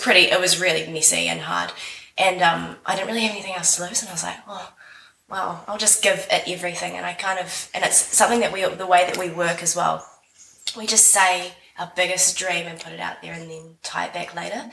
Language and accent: English; Wellington, New Zealand; I am from Wellington, New Zealand, as you can hear from my voice here.